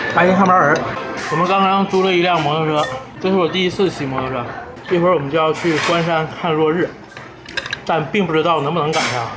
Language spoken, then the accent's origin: Chinese; Northeast China, China; 我们两个东北人